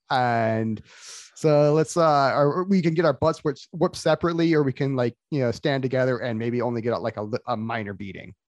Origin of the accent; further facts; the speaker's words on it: Florida, United States; I was raised in Florida